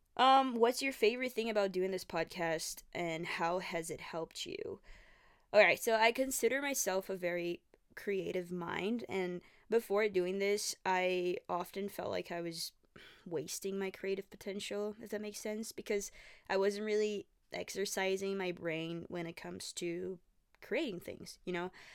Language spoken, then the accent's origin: English; Brazil; English is a second language; moved away as an adult; now in Canada; I'm from Brazil. I moved to Canada five and a half years ago. Um, I was eighteen when I first came here